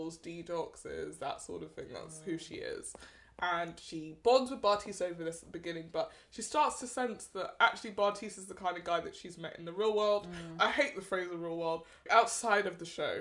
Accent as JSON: {"language": "English", "country": "United Kingdom", "said": "I am a black British, I have grown up with people who are the descendants of African immigrants"}